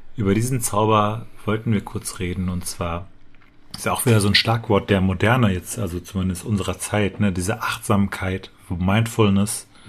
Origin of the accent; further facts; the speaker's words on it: Dortmund, North Rhine-Westphalia, Germany; ich bin in Dortmund aufgewachsen